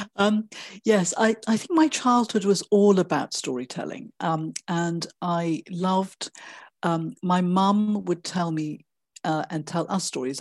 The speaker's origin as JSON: {"language": "English", "country": "Malaysia", "tie": "born or raised there", "said": "I was born in Malaysia and grew up there"}